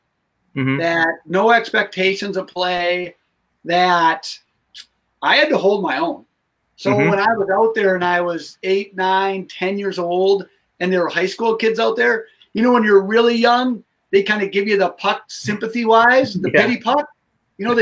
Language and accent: English; Madison, Wisconsin, United States; I grew up in Madison